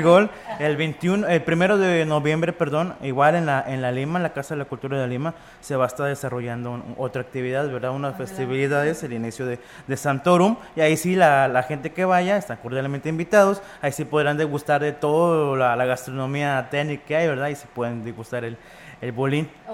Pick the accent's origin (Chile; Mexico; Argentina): Mexico; nosotros como mexicanos